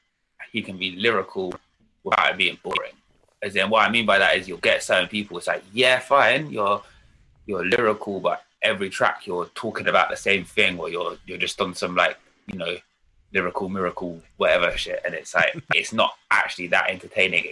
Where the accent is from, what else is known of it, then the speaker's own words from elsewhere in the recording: London, United Kingdom; I grew up in London. North London. Always lived in different parts of North London, really.